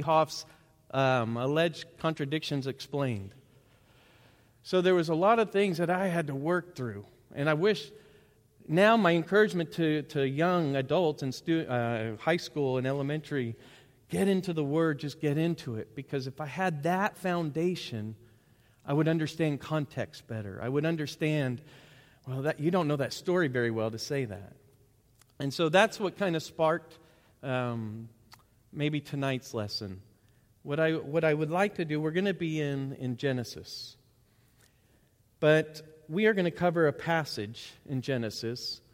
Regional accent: Bentonville, Arkansas, United States; I grew up in Bentonville

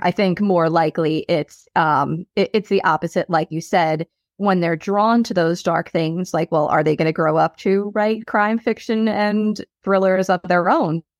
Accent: South Shore, Long Island, New York, United States; accent: Long Island; also born or lived in Boston; born and raised on the South Shore.

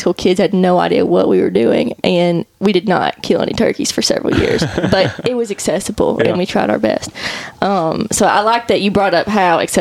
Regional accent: Crowley's Ridge, Northeast Arkansas, United States; I'm from Northeast Arkansas. I grew up on Crowley's Ridge, which is the only ridge in the Delta region.

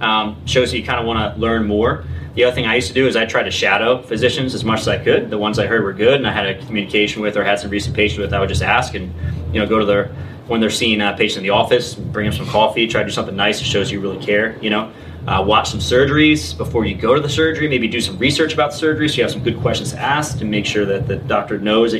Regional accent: New Jersey, United States; also born or lived in Colorado; because I came from New Jersey, and then I went to Colorado

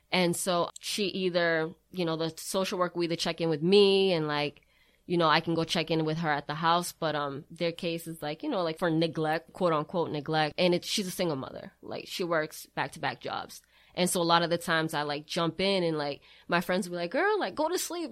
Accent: Brockton, Massachusetts, United States; I am originally born and raised in Brockton.

